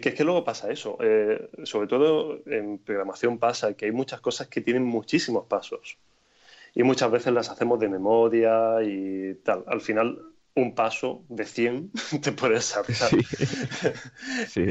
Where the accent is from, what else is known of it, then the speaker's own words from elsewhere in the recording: Granada, Andalusia, Spain; also born or lived in Berlin; en Granada, que es mi ciudad natal